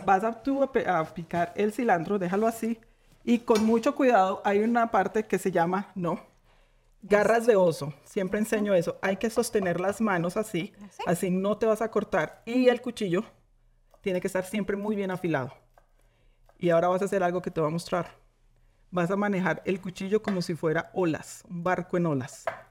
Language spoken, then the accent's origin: Spanish; Coffee Region, Eje Cafetero, Colombia; moved away; Yo soy de la región cafetera